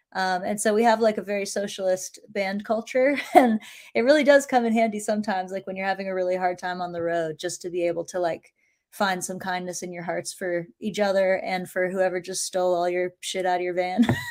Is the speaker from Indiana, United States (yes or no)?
no; Appalachia in central Virginia, United States; I was raised in Appalachia in central Virginia.